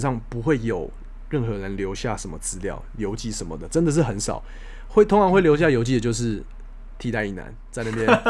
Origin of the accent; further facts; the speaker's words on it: Taiwan; 我是台湾来的那个